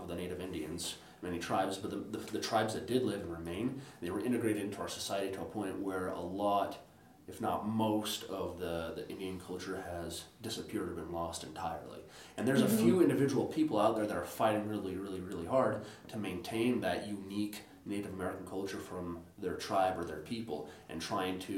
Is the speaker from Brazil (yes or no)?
yes; Brazil; moved away; I was born in Brazil